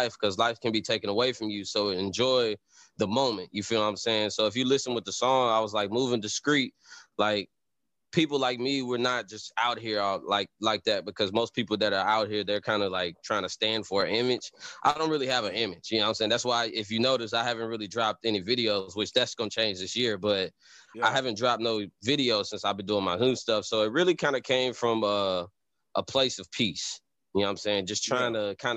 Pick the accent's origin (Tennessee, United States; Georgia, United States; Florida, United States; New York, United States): Tennessee, United States; Nashville; also born or lived in Chicago / Texas; I was born in Nashville, Tennessee